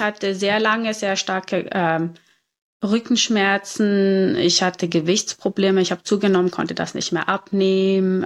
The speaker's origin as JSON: {"language": "German", "region": "Zurich", "country": "Switzerland", "tie": "born or raised there", "also_born_or_lived": "Cape Town, South Africa", "said": "ich bin hier in Zürich geboren und aufgewachsen"}